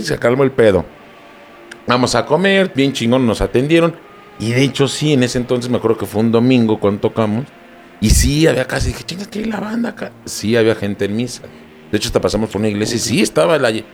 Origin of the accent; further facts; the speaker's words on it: Mexico City, Mexico; Venimos de la Ciudad de México.